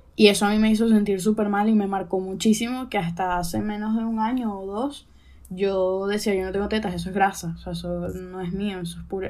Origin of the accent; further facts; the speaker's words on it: Venezuela; also born or lived in Chile; now in Spain; nací en Venezuela